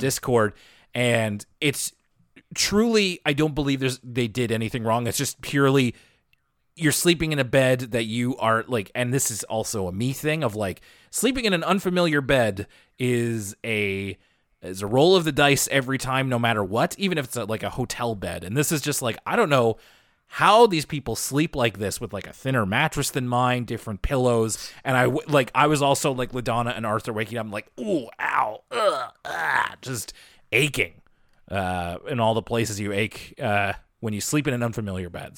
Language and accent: English; Halifax, Nova Scotia, Canada; I'm from Halifax